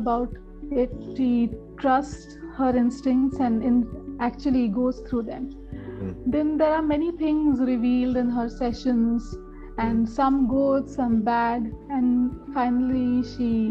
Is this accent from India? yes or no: yes; Pune, Maharashtra, India; moved away as an adult; now in Delhi, India; I was born and brought up in Pune, and after pursuing my law, I shifted my base to Delhi